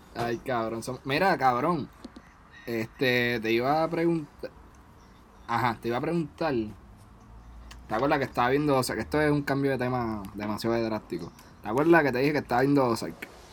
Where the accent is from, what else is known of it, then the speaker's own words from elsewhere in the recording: Puerto Rico; moved away; somos seis boriguas